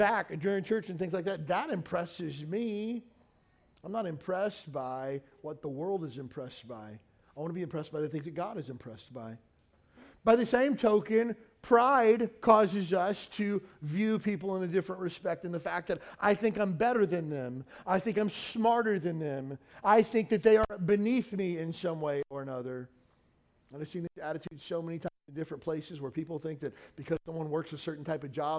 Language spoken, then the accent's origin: English; Kentucky, United States; moved away as an adult; also born or lived in California; I grew up in the South. I grew up in Kentucky. I grew up in an all-white county